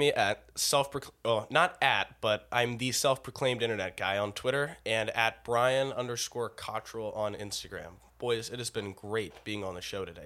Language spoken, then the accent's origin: English; United States; I'm an American citizen